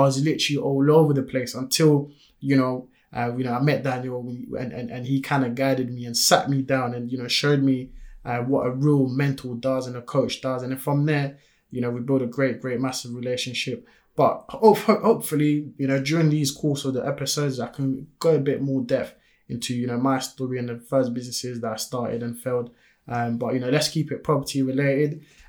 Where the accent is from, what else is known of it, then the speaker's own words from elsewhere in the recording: France; first language French; English is a second language; now in United Kingdom; You know, I was born and raised in France, came here in the UK back in 2004. Most people will never even notice that, you know, I speak French because my accent is not there.